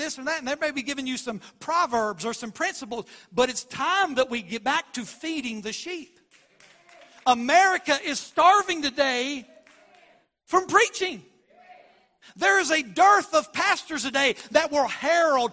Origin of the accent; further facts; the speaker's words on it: West Virginia, United States; We grew up in West Virginia